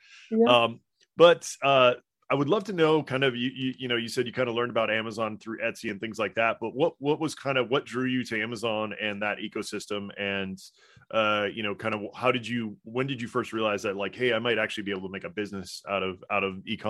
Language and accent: English; Hawaii, United States; being raised in Japan, how the PPC Ninja, you know, the Japanese culture was probably an influence there. And I grew up in Hawaii, so there's a lot of Japanese influence and culture there as well.